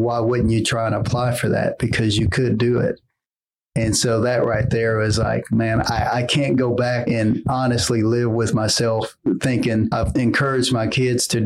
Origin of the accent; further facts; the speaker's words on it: Tulsa, Oklahoma, United States; I'm born and raised in Tulsa. Been here my entire life